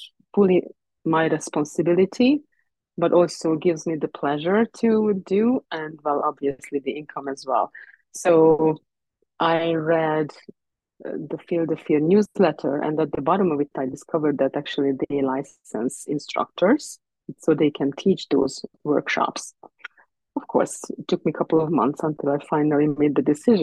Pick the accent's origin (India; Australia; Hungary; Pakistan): Hungary; also born or lived in Ireland; now in Canada; we moved to Canada from Ireland, and I was born actually originally in Hungary